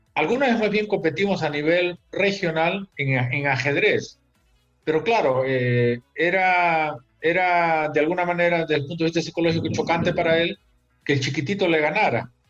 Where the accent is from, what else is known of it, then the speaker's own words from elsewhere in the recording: Peru; regreso al Perú